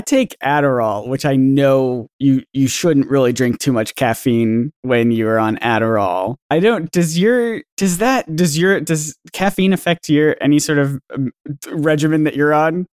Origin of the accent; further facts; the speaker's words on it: the South, United States; I grew up in the South